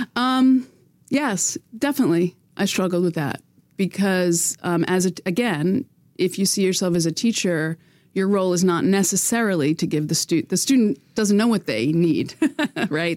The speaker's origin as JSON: {"language": "English", "country": "United States", "moved": "yes", "lives_now": "Quebec, Canada", "said": "as an American"}